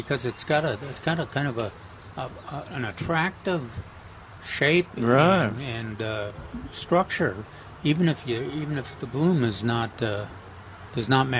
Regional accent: Minnesota, United States; moved away; the farmers I grew up with in Minnesota

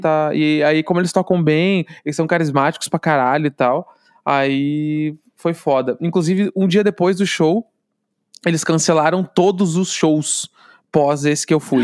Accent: Brazil; accent: gaúcho; sou do Brasil

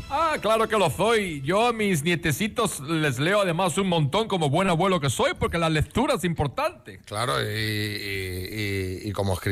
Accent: Seville, Andalusia, Spain; No, soy sevillano.

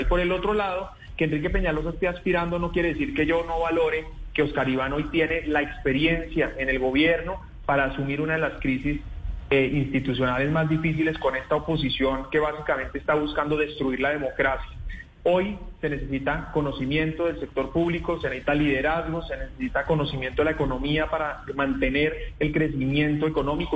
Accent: Colombia; como colombianos

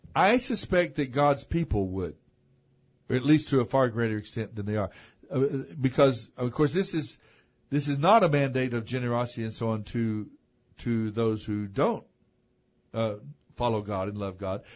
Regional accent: United States; we're English speaking and American

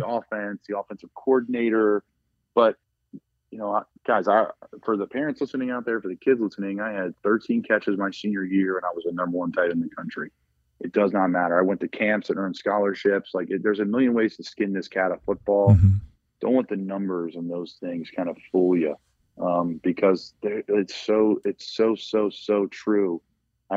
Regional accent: Doylestown, Pennsylvania, United States; I'm from Doylestown, Pennsylvania

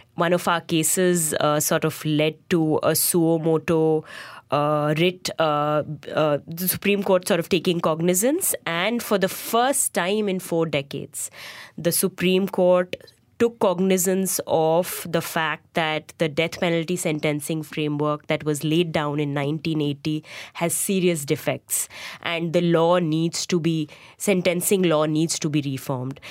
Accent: Lucknow, Uttar Pradesh, India; moved away as an adult; also born or lived in Bangalore; I went back to my hometown in Lucknow

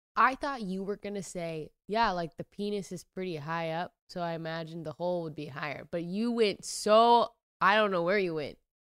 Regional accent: Washington, United States; I'm from Washington

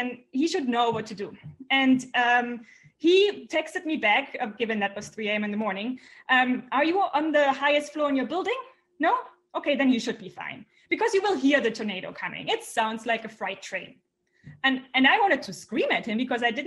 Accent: Germany; I'm from Germany

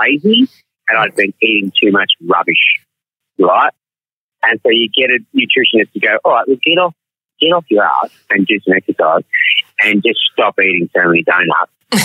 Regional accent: Melbourne, Victoria, Australia; I'm an actor and I'm from Melbourne

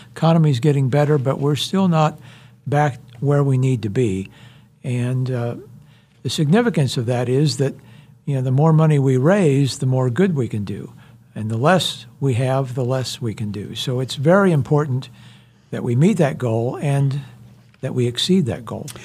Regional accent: Iowa, United States; moved away as an adult; also born or lived in Houston, Texas; now in Wichita, United States; I grew up in Iowa

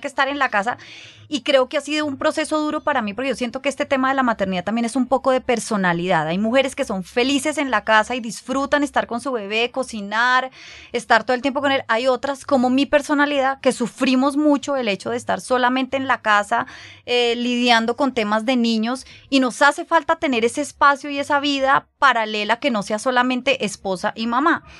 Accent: Colombia; moved away as an adult; cuando volvimos a Colombia, que fue hace dos años y medio

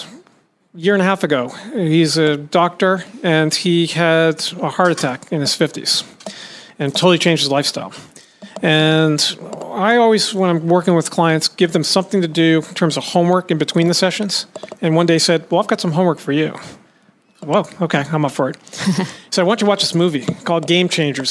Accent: Boston, Massachusetts, United States; moved away; my hometown of Boston

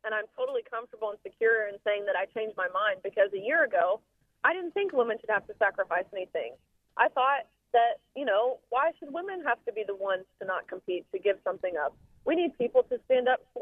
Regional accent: Nashville, Tennessee, United States; Nashville, which is my hometown

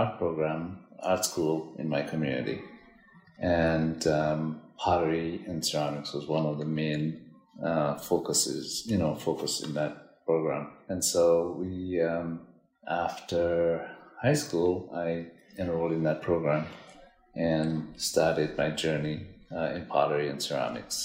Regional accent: Dominica; moved away as an adult; now in New York, United States; I'm originally from Dominica, Caribbean island.

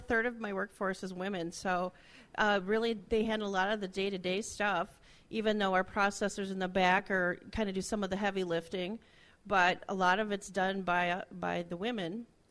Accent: Alexandria, Minnesota, United States; also born or lived in Glenwood, Minnesota / Elbow Lake, Minnesota; I grew up up by Alexandria, and so I went to school in Glenwood for a number of years.

